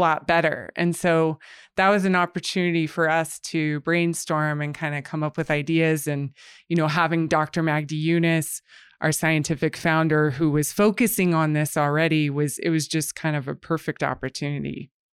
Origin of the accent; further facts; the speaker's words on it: United States; moved away as an adult; now in Canada; I'm actually from the U S, but I've lived here for the past six years